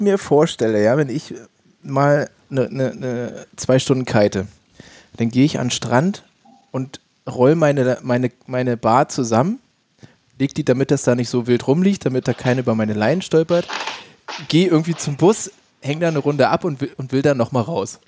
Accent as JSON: {"language": "German", "region": "Northern Germany", "country": "Germany", "said": "ich komme auch aus dem Norden"}